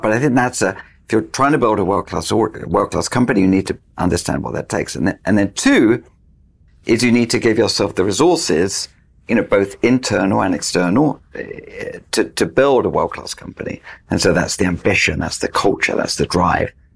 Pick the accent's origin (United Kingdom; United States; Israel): United Kingdom; I'm British